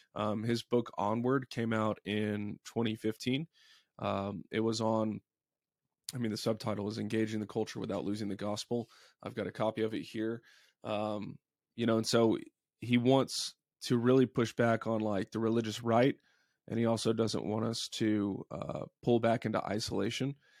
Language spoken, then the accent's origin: English; Dallas, Texas, United States; I grew up in Dallas